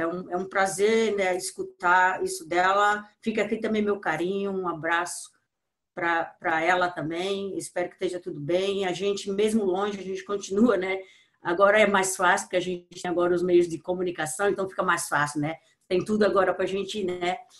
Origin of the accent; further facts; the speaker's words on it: Brazil; sou brasileira, amo meu país